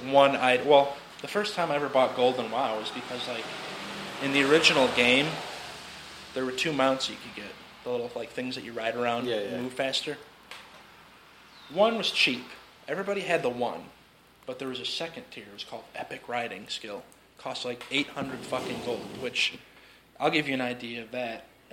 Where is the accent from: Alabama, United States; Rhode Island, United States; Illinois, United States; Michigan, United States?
Illinois, United States; Chicago; We're from Chicago.